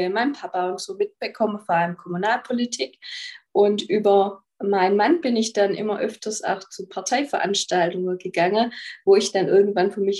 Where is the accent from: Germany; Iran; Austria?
Germany; Baden-Württemberg; also ich bin aus dem Nordschwarzwald